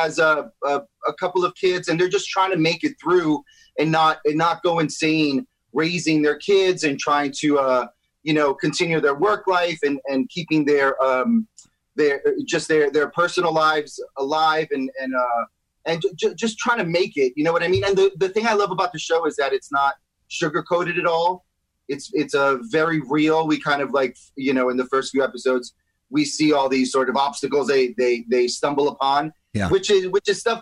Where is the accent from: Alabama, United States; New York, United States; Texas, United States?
New York, United States; New York City; moved away as an adult; now in Los Angeles, United States; I'm from New York City, Washington Heights